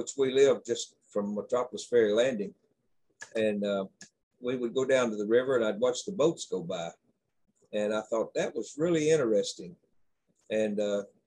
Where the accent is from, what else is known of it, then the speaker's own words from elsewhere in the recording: McCracken County, Kentucky, United States; I was born in McCracken County, Kentucky